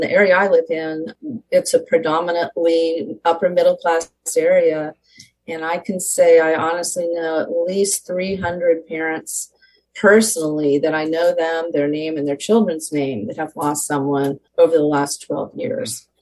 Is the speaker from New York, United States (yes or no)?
no; Southern California, United States; I was born and raised in Southern California.